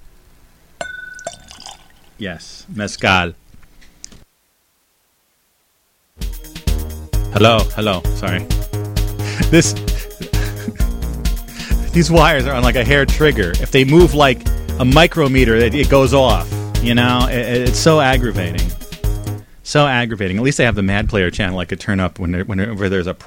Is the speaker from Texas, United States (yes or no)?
no; Bridgewater, New Jersey, United States; moved away; the house that I grew up in there in Bridgewater, New Jersey.